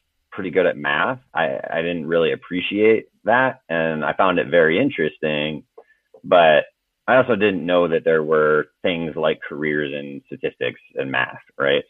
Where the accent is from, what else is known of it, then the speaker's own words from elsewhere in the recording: Clark, South Dakota, United States; moved away; also born or lived in Raymond, South Dakota / Vermillion, South Dakota / Washington DC; I was born and raised in South Dakota